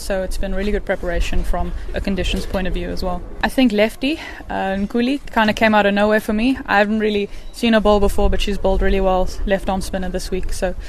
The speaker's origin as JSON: {"language": "English", "town": "Cape Town", "region": "Western Cape", "country": "South Africa", "said": "I'm from Cape Town. It's a bit rainy and stuck in the indoors there."}